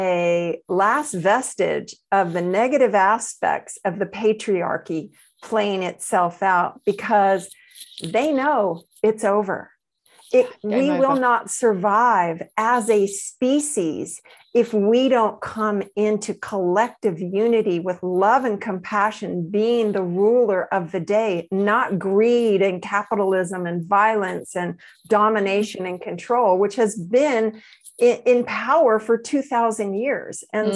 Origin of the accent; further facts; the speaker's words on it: the South of the United States, United States; I grew up in the South of the United States